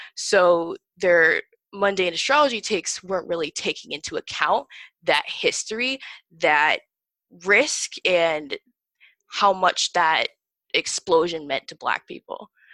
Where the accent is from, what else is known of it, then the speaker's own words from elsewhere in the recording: northern Indiana, United States; moved away as an adult; also born or lived in Hoboken, New Jersey; now in Massachusetts, United States; I spent the last 10 years in northern indiana actually so that's where i graduated high school